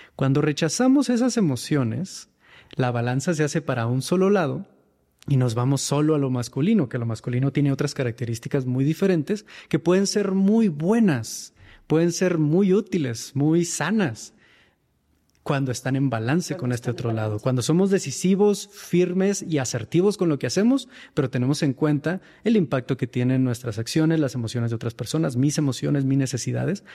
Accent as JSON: {"language": "Spanish", "town": "Mexicali", "region": "Baja California", "country": "Mexico", "tie": "born or raised there", "moved": "as an adult", "lives_now": "Mexico City, Mexico", "said": "Yo me encontraba en Mexicali en aquel entonces, en mi ciudad natal"}